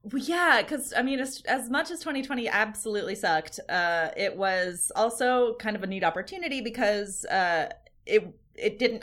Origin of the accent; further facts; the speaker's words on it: Ashland, Oregon, United States; here in my hometown in the Rogue Valley